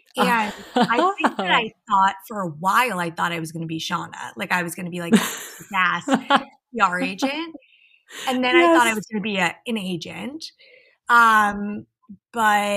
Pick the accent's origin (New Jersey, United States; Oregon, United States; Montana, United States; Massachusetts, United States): New Jersey, United States; Tenafly; moved away as an adult; now in Los Angeles, United States; So I am a New Jersey girl. I grew up like right outside of New York City in a town called Tenafly